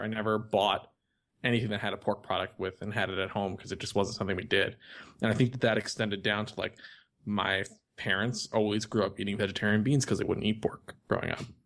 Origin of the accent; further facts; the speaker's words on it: New York, United States; I'm from New York and I'm Jewish and grew up on this stuff